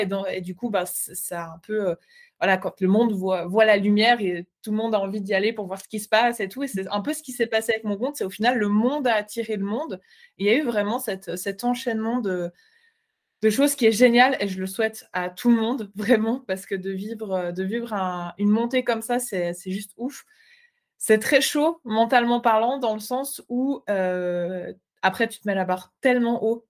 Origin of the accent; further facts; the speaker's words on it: Switzerland; je ne suis pas belge, je suis suisse